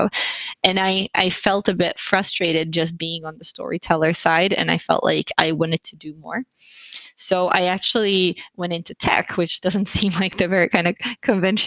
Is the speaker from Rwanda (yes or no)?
no; Finland; also born or lived in London / Silicon Valley / Berlin; now in Sweden; I'm originally from Finland, but I've lived abroad most of my life.